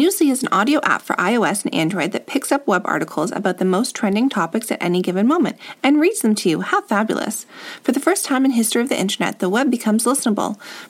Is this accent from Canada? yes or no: yes; Toronto, Ontario, Canada; when we were kids growing up, it was so rare to be Torontonian, like born and raised in Toronto, which is its own little culture